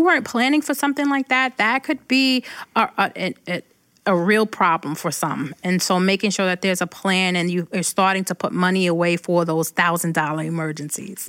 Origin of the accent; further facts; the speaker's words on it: Brooklyn, New York, United States; moved away as an adult; now in Rochester, United States; When I go back to Brooklyn